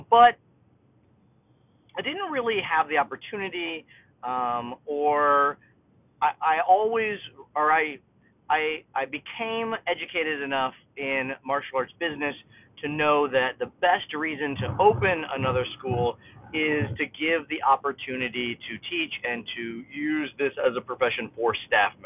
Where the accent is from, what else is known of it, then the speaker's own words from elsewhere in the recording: Kendallville, Indiana, United States; opened my own school in my hometown of Kendallville, Indiana, in 2002